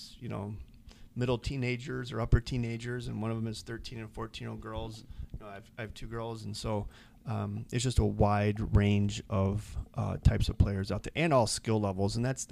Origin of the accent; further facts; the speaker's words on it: Rockford, Illinois, United States; now in Eau Claire, United States; we were back in my hometown